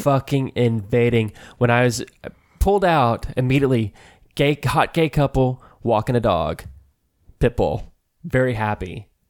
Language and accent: English; Allen, Texas, United States; moved away; when I li-, lived there